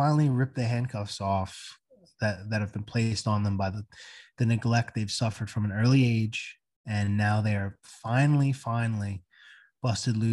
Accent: Bayville, New Jersey, United States; Growing up in New Jersey

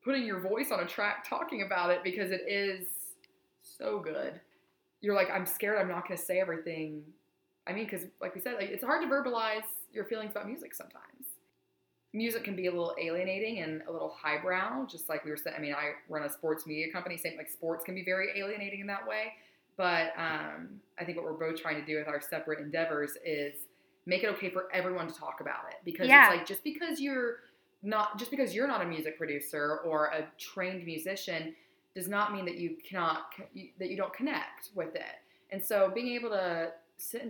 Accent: East Tennessee, United States; I'm from East Tennessee

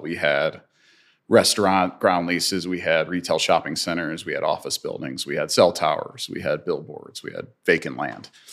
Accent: St. Louis, Missouri, United States; I'm, I'm a St. Louis and I grew up in St. Louis

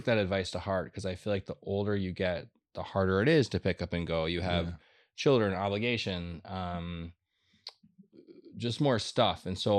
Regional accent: Minneapolis, Minnesota, United States; born or raised there; moved away as an adult; also born or lived in Chicago, United States; now in Los Angeles, United States

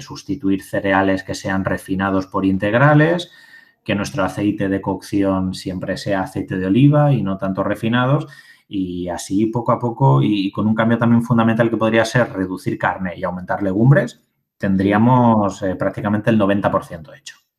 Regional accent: Albacete, Castilla-La Mancha, Spain; yo hablaré en castellano, eh, que, soy de Albacete

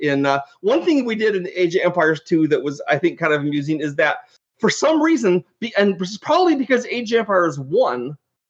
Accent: Canada; I'm from Canada, so I've made the laser bear with the Canadian flag on it

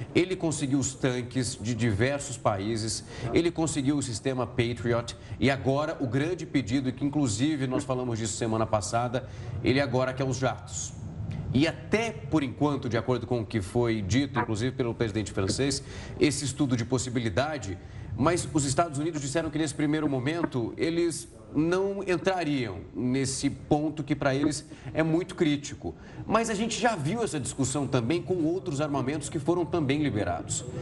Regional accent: Ribeirão Preto, São Paulo, Brazil; Eu sou de Ribeirão Preto

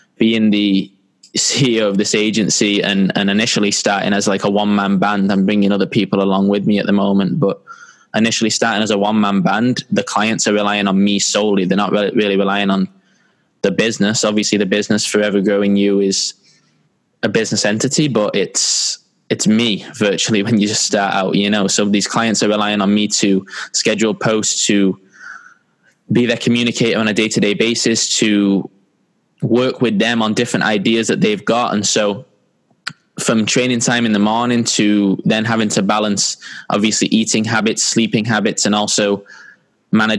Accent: San Diego, California, United States; also born or lived in Manchester, England; I grew up in San Diego, California

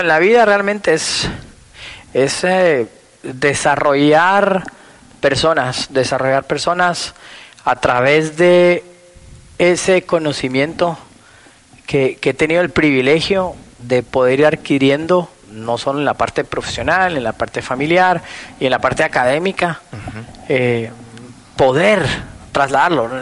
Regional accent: Guatemala; tuve una infancia eh, aquí en Guatemala, yo soy hijo de papá extranjero, mamá guatemalteca

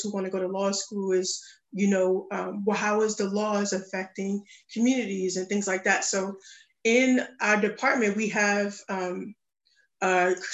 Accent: New York City, New York, United States; moved away; I'm from the Bronx, New York

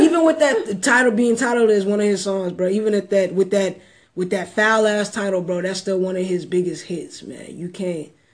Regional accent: Texas, United States; I'm from Texas

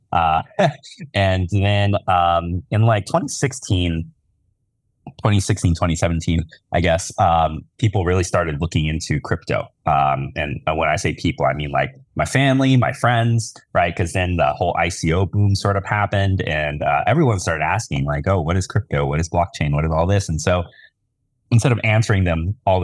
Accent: Tennessee, United States; I grew up in Tennessee.

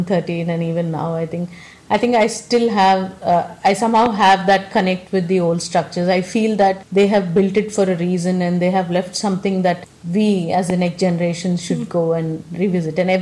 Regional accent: South India, India; I come from South India

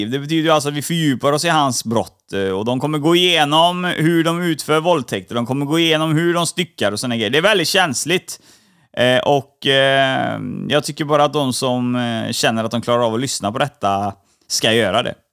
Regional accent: Stockholm, Stockholm County, Sweden; also born or lived in Gothenburg; Jag föddes i Stockholm.

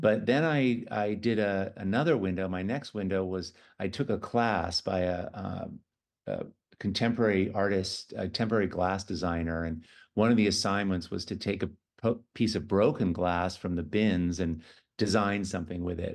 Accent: San Francisco, California, United States; I was born in San Francisco

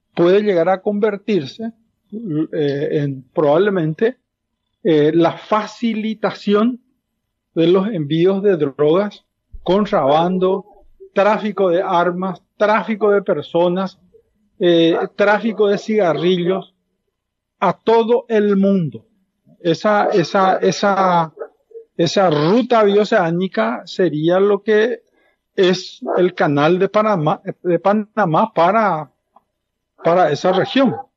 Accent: Paraguay; como paraguayo

